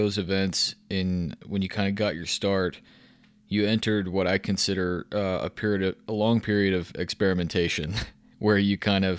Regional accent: Texas, United States; I grew up in viticulture in Texas

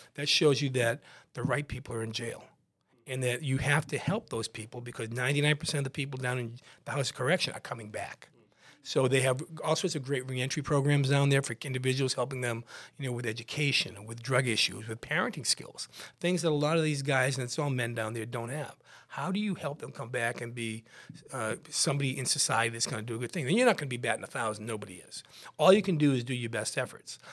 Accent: West Bridgewater, Massachusetts, United States; I grew up, I grew up in West Bridgewater, a little town right next to Brockton

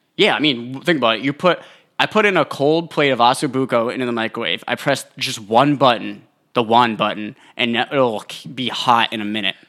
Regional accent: New Hampshire, United States; I'm from New Hampshire.

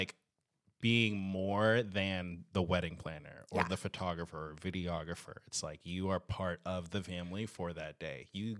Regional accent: Irvine, California, United States; 30. Irvine, California.

